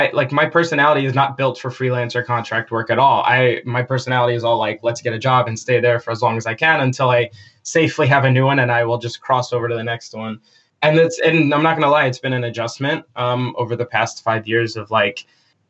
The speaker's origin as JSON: {"language": "English", "area": "Long Island", "region": "New York", "country": "United States", "tie": "born or raised there", "moved": "as an adult", "said": "I grew up on Long Island with like family, friends everywhere"}